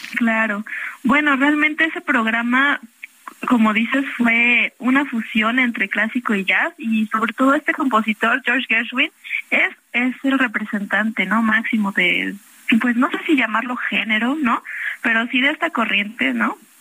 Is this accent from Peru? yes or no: no; Xalapa, Veracruz, Mexico; moved away; Yo soy de Jalapa, Veracruz